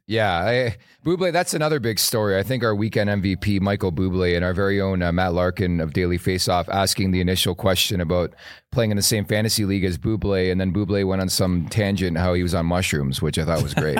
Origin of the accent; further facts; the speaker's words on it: Canada; As a Canadian